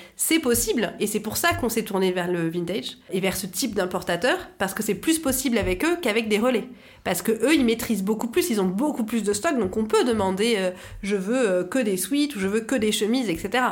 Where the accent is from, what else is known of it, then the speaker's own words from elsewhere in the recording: France; chez nous en France